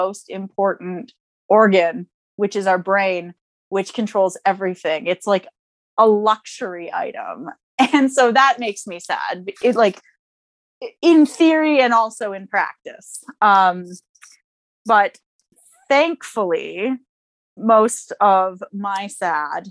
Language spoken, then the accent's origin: English; Canada